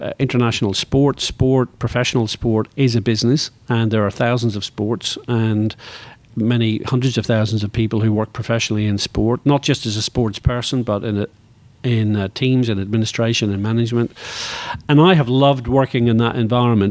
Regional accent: Northern Ireland, United Kingdom; moved away; I grew up in Northern Ireland

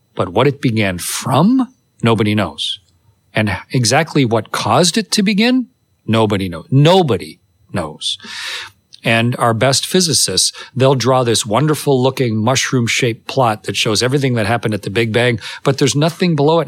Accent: Canada; I'm Canadian

